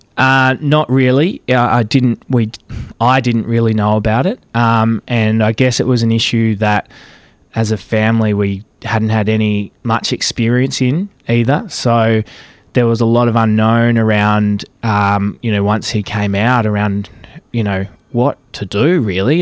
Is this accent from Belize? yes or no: no; Caston, Victoria, Australia; moved away as an adult; also born or lived in Melbourne; I grew up in Caston, some four hundred kilometres from Melbourne